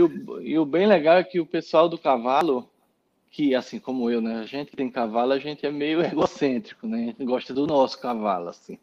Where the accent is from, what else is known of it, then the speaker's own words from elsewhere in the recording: Recife, Pernambuco, Brazil; now in São Paulo, Brazil; Sempre tive cavalo lá em Recife, eu sou pernambucano